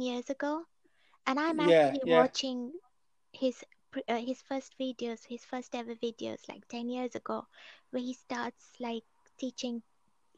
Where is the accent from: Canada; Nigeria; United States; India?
India; Delhi; moved away; also born or lived in Colchester; I was born and brought up in Delhi